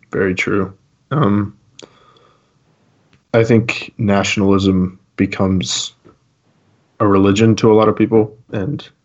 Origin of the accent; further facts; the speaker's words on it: United States; But in the end, like my identity is not in the fact that I'm an American.